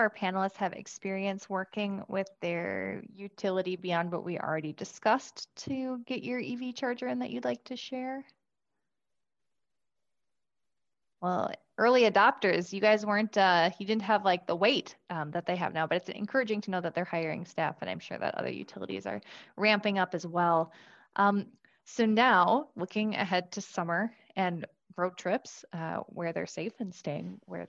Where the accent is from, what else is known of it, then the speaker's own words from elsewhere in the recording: Tracy, Minnesota, United States; I grew up in Tracy, so I'm from your neck of the woods, kind of.